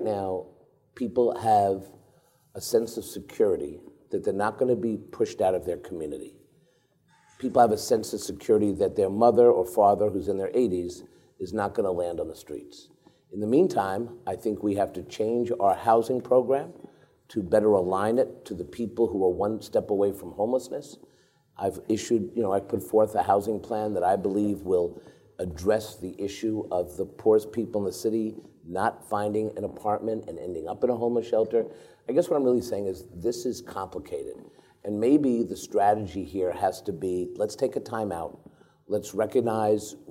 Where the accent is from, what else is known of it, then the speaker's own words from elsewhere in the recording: New York City, New York, United States; Where I grew up in Washington Heights